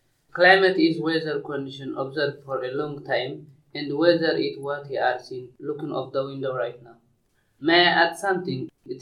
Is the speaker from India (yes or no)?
no; Eritrea; English is a second language; now in Stoke-on-Trent, United Kingdom; from Eritrea.